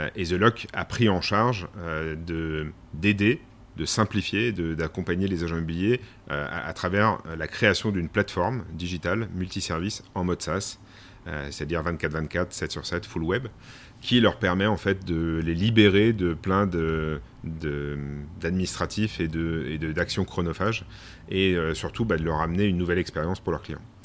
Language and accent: French; Domont, Île-de-France, France; moved away; also born or lived in Les Sables-d'Olonne area, western France; je suis né en région parisienne, dans le Val d'Oise, à Daumont exactement